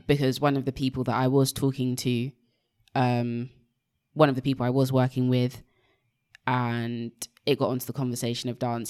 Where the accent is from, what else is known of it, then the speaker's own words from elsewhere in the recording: Nigeria; being Nigerian